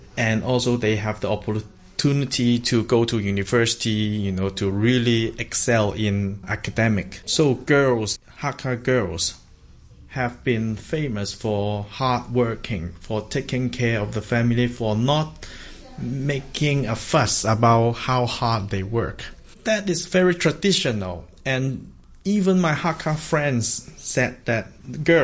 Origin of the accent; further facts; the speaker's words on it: Hong Kong; I'm from Hong Kong, and I am a community cultural development worker